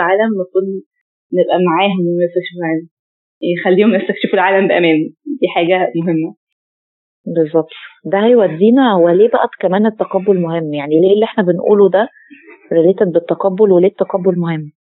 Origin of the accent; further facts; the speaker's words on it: Egypt; عندنا في مصر